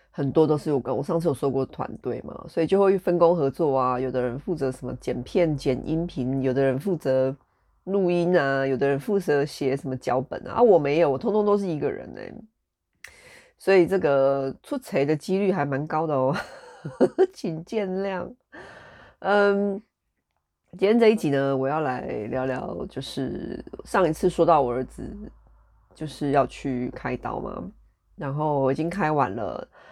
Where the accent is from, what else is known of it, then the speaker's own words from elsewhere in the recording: Taiwan; now in United Kingdom; 我们台湾人